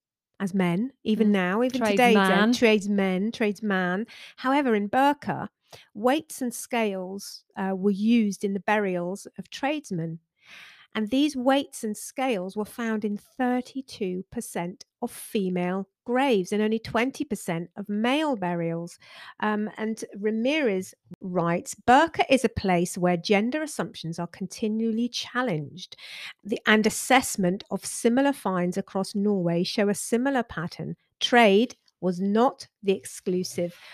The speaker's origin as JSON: {"language": "English", "area": "West Country", "region": "South West England", "country": "United Kingdom", "accent": "West Country", "said": "we're from the West Country, so people often say we sound like pirates"}